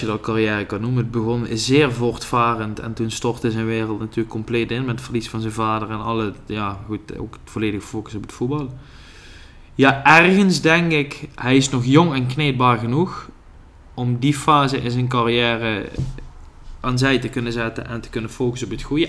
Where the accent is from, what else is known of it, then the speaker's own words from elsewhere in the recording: Netherlands; wij, vooral als Nederlanders